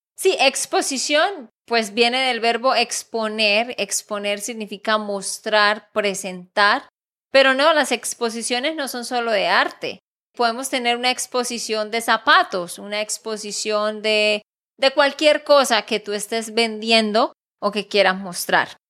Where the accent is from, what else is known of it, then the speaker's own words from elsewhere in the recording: Santander, Colombia; de Santander, Colombia